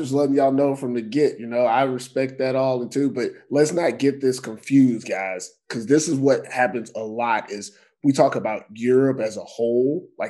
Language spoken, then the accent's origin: English; United States; moved away as an adult; also born or lived in Brazil; now in Finland; as an American